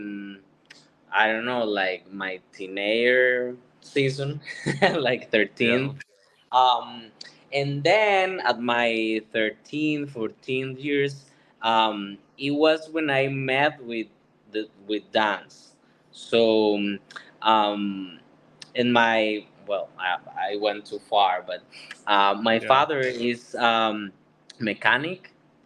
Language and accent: English; San José, Costa Rica; moved away as an adult; now in Florida, United States; I was born in San Jose, in the capital, in Costa Rica